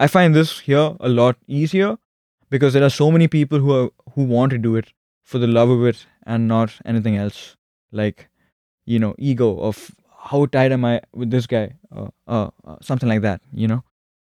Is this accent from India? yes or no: yes; Bangalore, Karnataka, India; I'm from Bangalore, which is in a state called Karnataka.